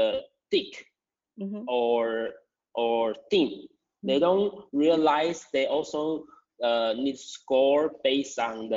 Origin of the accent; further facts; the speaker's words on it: Taiwan; I'm from Taiwan, and I have been Q instructor for 8 years